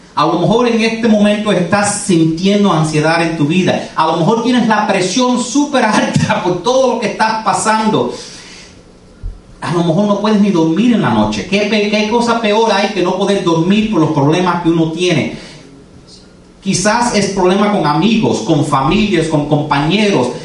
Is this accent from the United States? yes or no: yes; United States; first language English; Spanish is a second language; Yo nací aquí, yo soy americano. Yo hablo inglés y tuve que aprender a leer el español.